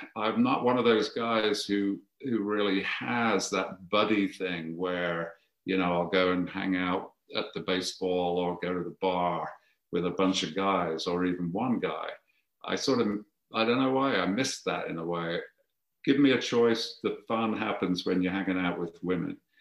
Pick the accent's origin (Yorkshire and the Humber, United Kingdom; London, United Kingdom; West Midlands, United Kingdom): West Midlands, United Kingdom; Birmingham; moved away as an adult; also born or lived in Coventry; now in United States; I'm from Birmingham and you grow up with with uh, an appreciation for precision metalworking.